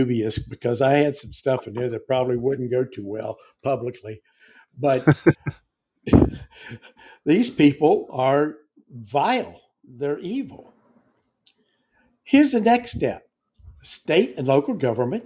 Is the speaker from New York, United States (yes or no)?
no; Virginia, United States; moved away; I'm from Virginia